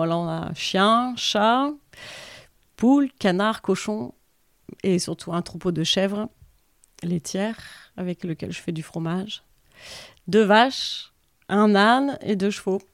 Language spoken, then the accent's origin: French; Valenciennes, Hauts-de-France, France; moved away as an adult; also born or lived in Lille; now in Saint-Paul-la-Roche, France; moi j'ai grandi à Valenciennes